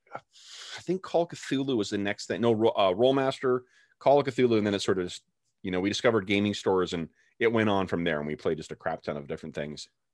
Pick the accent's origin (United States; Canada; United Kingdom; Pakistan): Canada; I'm Canadian